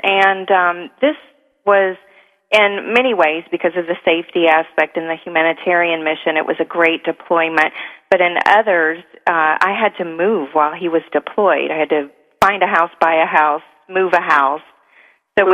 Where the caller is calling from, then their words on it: Miami, Florida, United States; I'm calling from Florida.